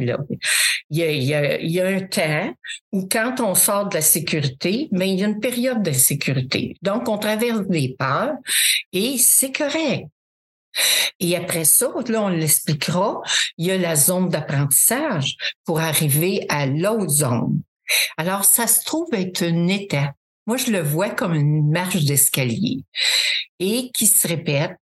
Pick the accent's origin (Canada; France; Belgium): Canada; Drummondville, Quebec; Je viens de Drummondville, le centre du Québec